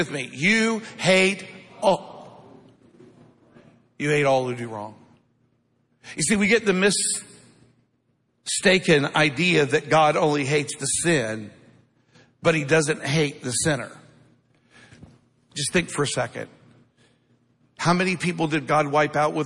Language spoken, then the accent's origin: English; Midwest, United States; growing up in the Midwest